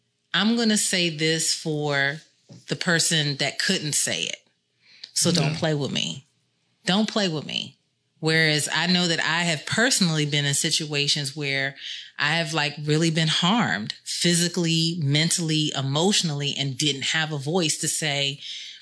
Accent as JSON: {"language": "English", "town": "New York City", "region": "New York", "country": "United States", "said": "I'm from Brooklyn. I love Brooklyn"}